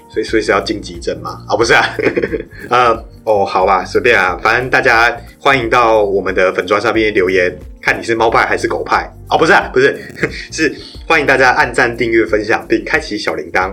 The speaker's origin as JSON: {"language": "Chinese", "region": "New Taipei", "country": "Taiwan", "said": "我不是台北人，我是新北人"}